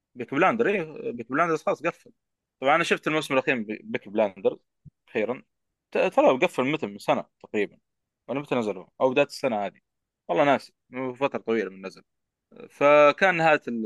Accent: Jeddah, Makkah Province, Saudi Arabia; في اي ام سي عندنا في جده

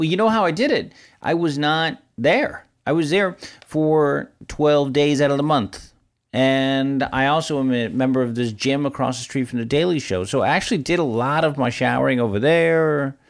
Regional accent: San Francisco, California, United States; I don't really know much about this because I grew up in San Francisco.

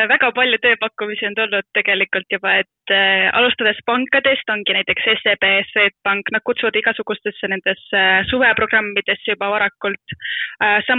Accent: Tallinn, Harju County, Estonia; ma tahan Tallinnasse jääda, kuna ma olen tallinlane

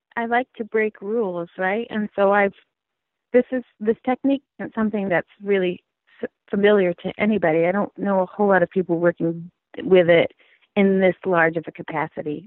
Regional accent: Gold Beach, Oregon, United States; moved away; I grew up in Oregon.

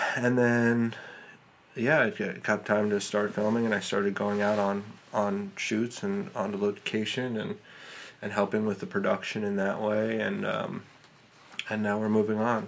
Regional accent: New York City, New York, United States; I grew up in Manhattan

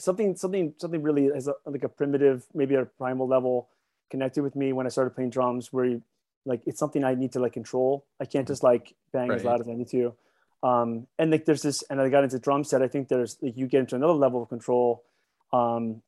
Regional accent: Baltimore, Maryland, United States; moved away as an adult; now in Chicago, United States; I grew up in Baltimore

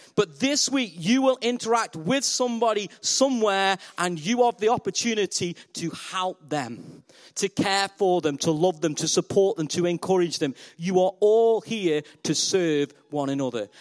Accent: Stoke-on-Trent, West Midlands, United Kingdom; I'm from Stoke on Trent. We're known as clay people.

